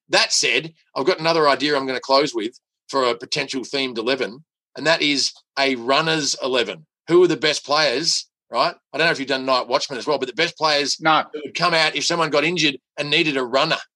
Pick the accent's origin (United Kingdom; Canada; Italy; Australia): Australia; I'm so Australian